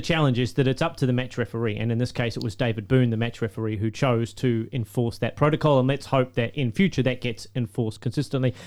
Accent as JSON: {"language": "English", "region": "Queensland", "country": "Australia", "said": "I'm gonna put my one-eyed Queenslander hat on"}